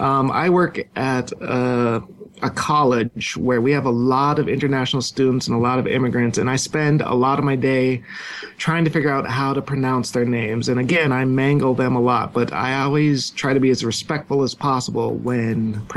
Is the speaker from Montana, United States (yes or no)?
yes; Billings, Montana, United States; In Billings, Montana.